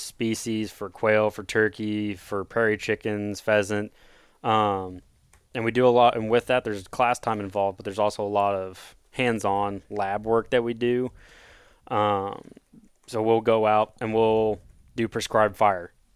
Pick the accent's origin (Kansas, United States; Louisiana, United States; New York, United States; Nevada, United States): Kansas, United States; Osage City; I'm born and raised in Kansas, uh, from little, little farm town, Osage City